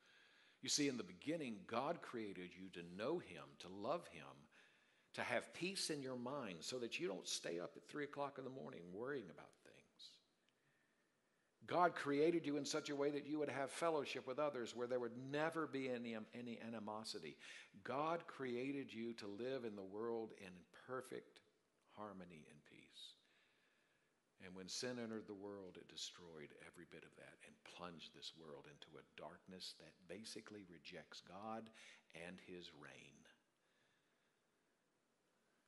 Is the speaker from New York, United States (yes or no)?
no; Darlington, South Carolina, United States; moved away; I'm from Darlington, South Carolina